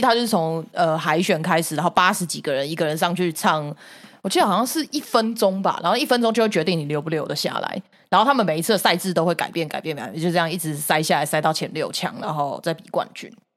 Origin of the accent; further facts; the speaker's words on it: Taiwan; 我台湾那个时候以前小时候